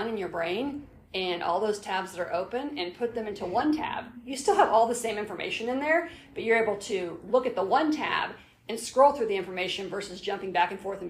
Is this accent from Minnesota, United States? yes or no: no; Indianapolis, Indiana, United States; also born or lived in Brown County, Indiana; I was a straight A student in Indianapolis